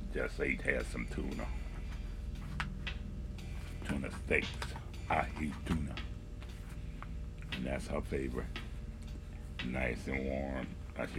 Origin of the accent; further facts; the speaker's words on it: Mississippi, United States; I'm from Mississippi